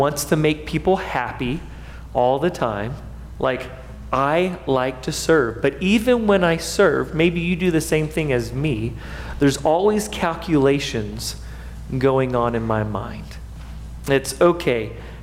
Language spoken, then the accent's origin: English; United States; as American Christians